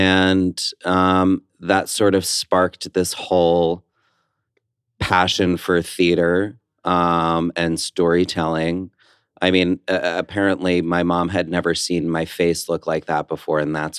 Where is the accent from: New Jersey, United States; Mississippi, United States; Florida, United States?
New Jersey, United States; West Orange; I grew up in West Orange, New Jersey. A little closeted gay Jewish boy